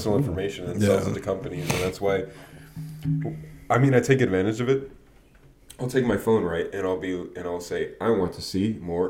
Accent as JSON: {"language": "English", "region": "California", "country": "United States", "said": "I'm from California."}